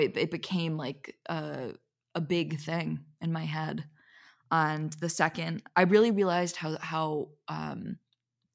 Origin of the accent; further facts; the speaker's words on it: Philadelphia, Pennsylvania, United States; moved away as an adult; also born or lived in Los Angeles; I just got back today from my hometown, Philadelphia